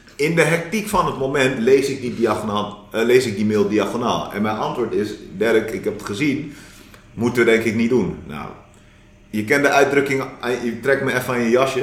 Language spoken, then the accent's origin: Dutch; Delft, South Holland, Netherlands; Ik ben een Delftenaar en een Delftenaar. Mooi. Eh, ik ben geboren en getogen in Delft.